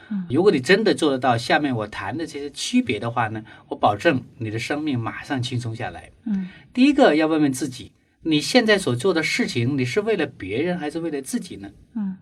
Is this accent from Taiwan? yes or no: no; China; 因为我发现中国的父母通常不允许孩子犯错。 嗯， 所以我们从小在一个不允许犯错的环境里面长大